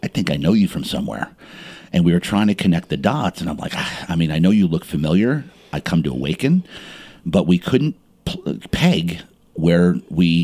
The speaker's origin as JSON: {"language": "English", "town": "Montclair", "region": "New Jersey", "country": "United States", "tie": "born or raised there", "said": "I was born and raised in Jersey."}